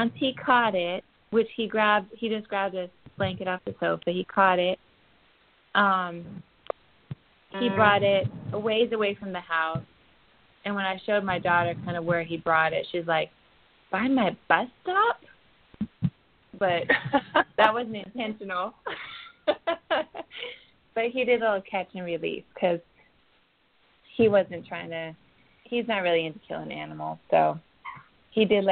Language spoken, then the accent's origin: English; Kodiak, Alaska, United States; now in North Carolina, United States; I grew up in Kodiak, Alaska